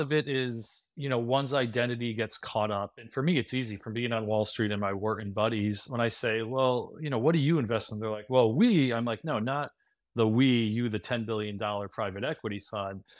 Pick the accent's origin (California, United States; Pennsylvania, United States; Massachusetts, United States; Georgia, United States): Pennsylvania, United States; Scranton; moved away; grew up in Scranton, P